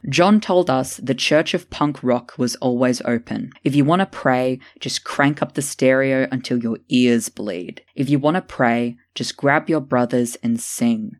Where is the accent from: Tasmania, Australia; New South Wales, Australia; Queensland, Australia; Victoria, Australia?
Tasmania, Australia; Hannah Gatsby, a lesbian comedian from my home state